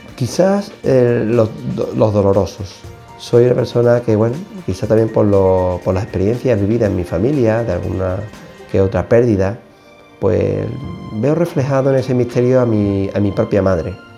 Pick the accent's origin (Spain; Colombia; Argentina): Spain; Seville, Andalusia; soy natural de Sevilla